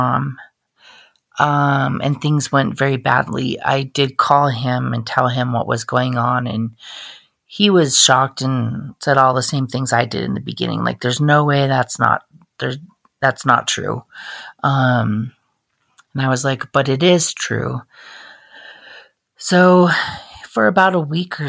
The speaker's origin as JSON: {"language": "English", "town": "Great Falls", "region": "Montana", "country": "United States", "tie": "born or raised there", "said": "I grew up in Great Falls, Montana"}